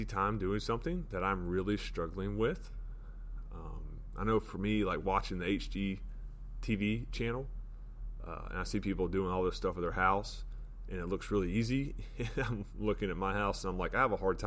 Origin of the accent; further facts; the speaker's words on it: Florida, United States; now in West Virginia, United States; I live in West Virginia. I grew up in Florida